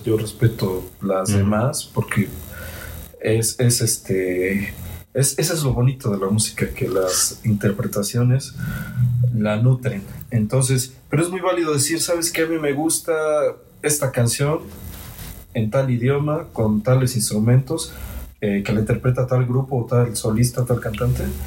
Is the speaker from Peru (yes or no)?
no; Mexico; soy de aquí de México, de hecho soy de acá